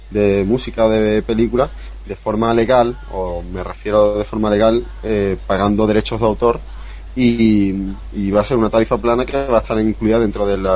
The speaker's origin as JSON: {"language": "Spanish", "country": "Spain", "moved": "yes", "lives_now": "United States", "said": "atrasado que estábamos en España en cuanto a la velocidad de nuestras redes. No, sí, eso sí. Yo, yo salí de España bajándome en mi casa, tenía uno, bajándome a una velocidad de 30-40K y llegué a Estados Unidos"}